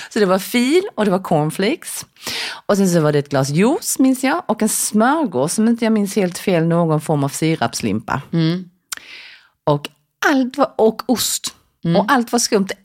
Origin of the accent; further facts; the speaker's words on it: South Korea; now in Sweden; när jag växte upp i Korea då åt ju vi, ja, men till frukost till exempel så åt man en skål med ris